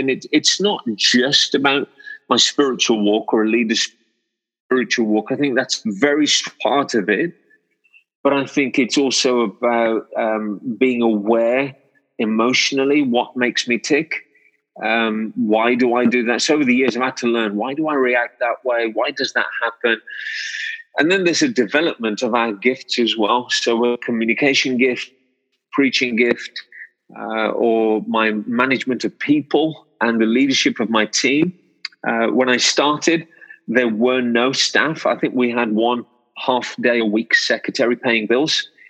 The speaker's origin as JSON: {"language": "English", "town": "Wolverhampton", "region": "West Midlands", "country": "United Kingdom", "tie": "born or raised there", "said": "I've been born and raised in Wolverhampton."}